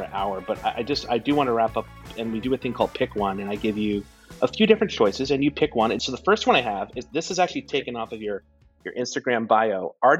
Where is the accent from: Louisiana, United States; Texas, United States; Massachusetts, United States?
Louisiana, United States; New Orleans; growing up in New Orleans